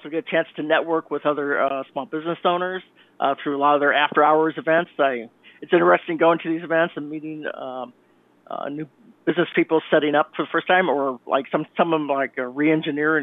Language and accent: English; Chicago, Illinois, United States; accent: Midwestern; now in Connecticut, United States; I come from Chicago. I was born in Chicago, Illinois. I come out from that area, so that's why my Midwestern access is very similar to Harrison Ford